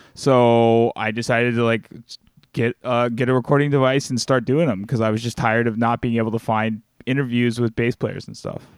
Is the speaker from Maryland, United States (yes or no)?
no; Alabama, United States; moved away; I'm from the South, like, uh, you know, I'm from Alabama originally